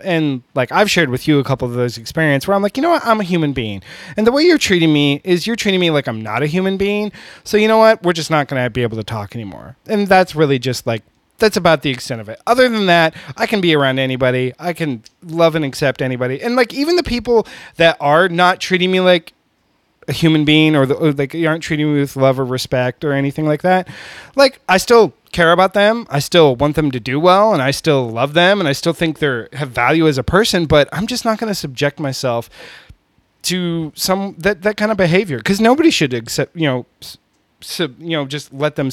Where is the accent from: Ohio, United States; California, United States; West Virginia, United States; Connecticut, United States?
California, United States; now in Houston, United States; I come from California. I'm not part of the Southern culture